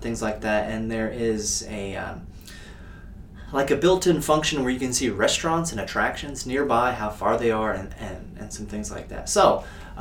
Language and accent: English; Indiana, United States; moved away; going to work in my home state of Indiana